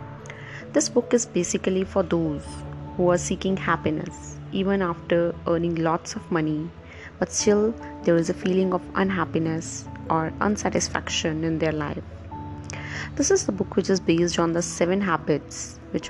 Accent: India; from India

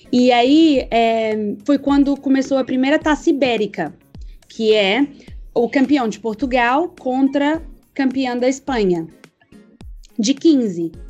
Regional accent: Patos de Minas, Minas Gerais, Brazil; born there; also born or lived in Coimbra / Lisbon; eu nasci em Patos de Minas, Minas Gerais.

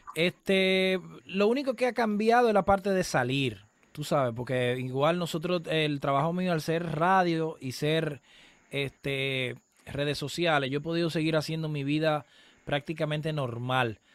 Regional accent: Dominican Republic; en el sector donde, donde yo nací y me, y me crié, ahí todavía está el colegio de mi mamá

